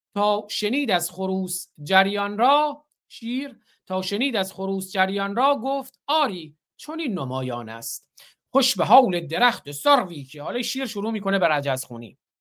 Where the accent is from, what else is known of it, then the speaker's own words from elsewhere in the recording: Bakhtiari homeland, Iran; زادگاه من همون زادگاه بختیاره